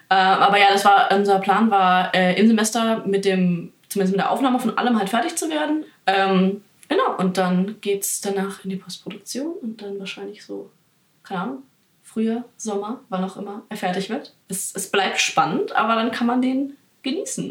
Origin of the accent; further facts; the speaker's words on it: Bavaria, Germany; In Bayern ja. kannst du, also wo ich herkomme